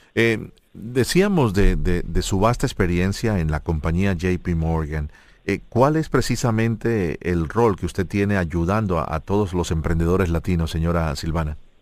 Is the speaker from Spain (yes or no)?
no; Colombia; yo como colombiano